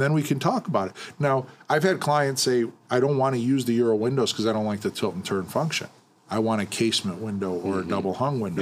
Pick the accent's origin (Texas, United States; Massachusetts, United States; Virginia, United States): Massachusetts, United States; Western; I was from Western Mass